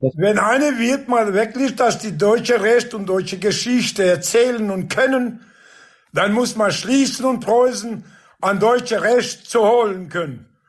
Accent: Kosovo; German is a second language; ich lebe in Kosovo. Mit Nationalität bin ich Albaner.

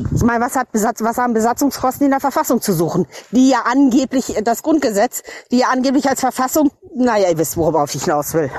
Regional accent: North Rhine-Westphalia, Germany; ich bin aus der Preußenprovinz Westfalen

